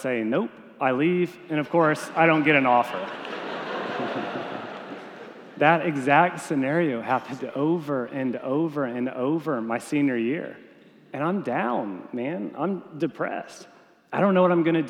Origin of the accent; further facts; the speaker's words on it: Texas, United States; I'm a Texan